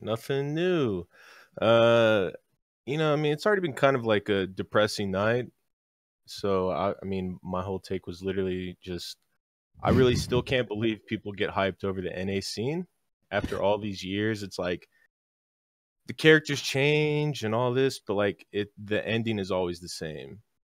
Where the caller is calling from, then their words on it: Atlanta, Georgia, United States; Oh, yeehaw, brother. Atlanta, Georgia.